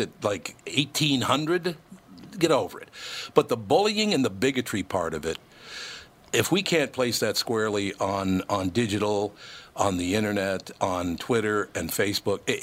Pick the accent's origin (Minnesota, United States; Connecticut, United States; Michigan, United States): Minnesota, United States; Minneapolis; I grew up, I was born in Minnesota, grew up in Minneapolis